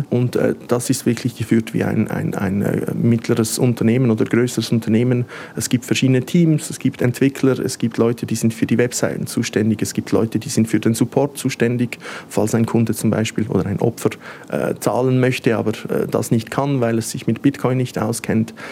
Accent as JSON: {"language": "German", "country": "Switzerland", "said": "dann äh, möchte ich ja natürlich nicht äh, ich selber sein als Schweizer."}